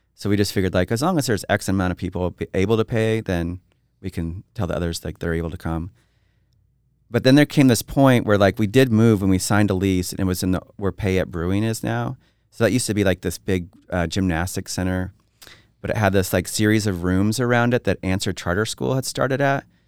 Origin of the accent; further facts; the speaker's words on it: Twin Falls, Idaho, United States; now in Boise, United States; growing up in Twin Falls